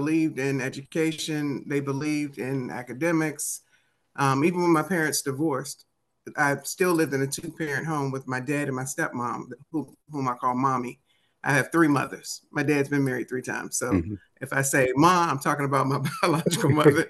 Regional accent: Oxon Hill, Maryland, United States; accent: DC accent; also born or lived in Washington, D.C.; I am from the DMV. D.C., Maryland

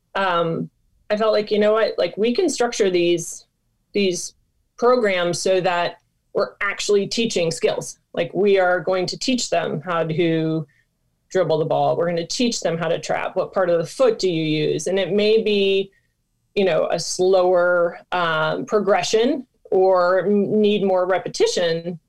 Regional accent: Michigan, United States; moved away; I'm from Michigan originally

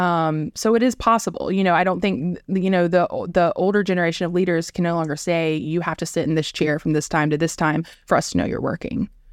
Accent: South Georgia, United States; moved away as an adult; also born or lived in New York City / Indianapolis area; now in Indianapolis, United States; I am from South Georgia, where I, uh, grew up, and then after college, moved to New York City for ten years

